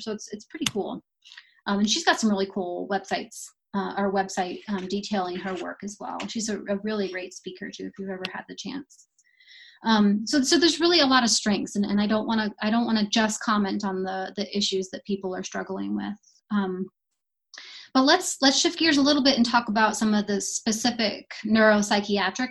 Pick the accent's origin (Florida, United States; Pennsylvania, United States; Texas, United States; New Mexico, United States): New Mexico, United States; Las Cruces; I'm from Las Cruces